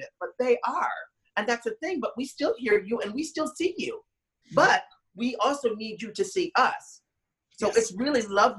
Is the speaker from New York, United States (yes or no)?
yes; New York City, New York, United States; I grew up in Manhattan